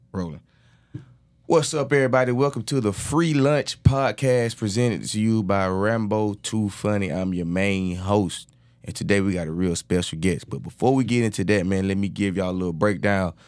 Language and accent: English; Georgia, United States; accent: thick Georgia accent; moved away as an adult; now in Houston, United States; I'm from Georgia